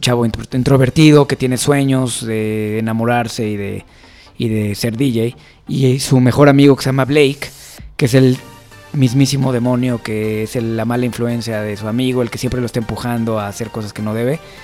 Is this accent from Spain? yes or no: no; Mexico; nuestro país